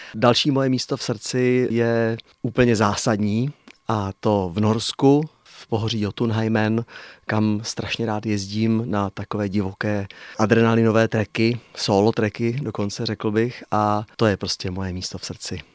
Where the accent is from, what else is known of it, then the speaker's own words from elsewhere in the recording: České Budějovice, South Bohemian Region, Czechia; now in Sedlčany region, Czech Republic; budějovický rodák mám k Budějovicím pořád je velmi silný vztah